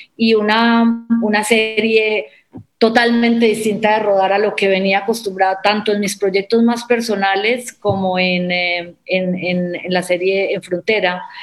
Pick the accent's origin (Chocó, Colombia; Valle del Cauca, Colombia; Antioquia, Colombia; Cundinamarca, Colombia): Antioquia, Colombia; Medellín; yo soy de Medellín, crecí con esa historia